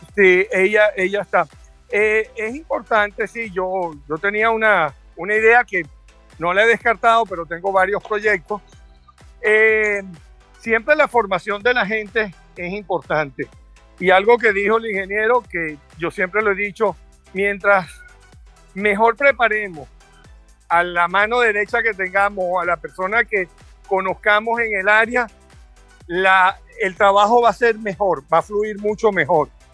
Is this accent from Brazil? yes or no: no; Venezuela; moved away; siempre sigo siendo venezolano fuera